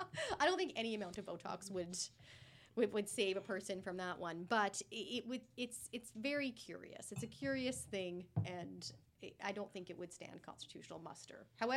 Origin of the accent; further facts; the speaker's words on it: British Columbia, Canada; we as British Columbians are left in the lurch.